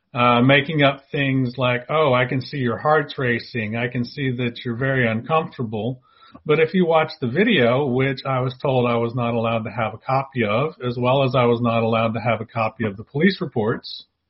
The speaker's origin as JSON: {"language": "English", "town": "Dallas", "region": "Texas", "country": "United States", "tie": "born or raised there", "also_born_or_lived": "San Diego, California / Houston, Texas / Beaumont, Texas", "said": "So I've grown up in the Dallas Fort Worth area."}